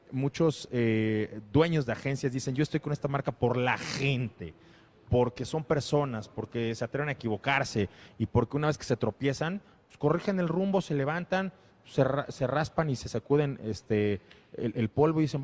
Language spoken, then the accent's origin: Spanish; Mexico; la verdad es que yo soy muy mexicano